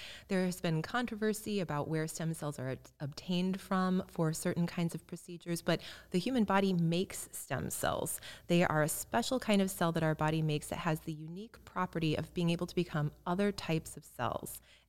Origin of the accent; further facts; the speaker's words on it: Illinois, United States; I grew up in Central Illinois, and I don't think we had a health food store.